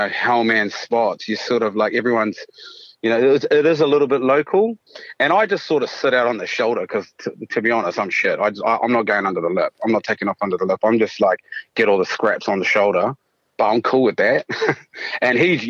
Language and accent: English; Taranaki, New Zealand; also born or lived in Raglan, Waikato, New Zealand; now in Australia; I was brought up in Taranaki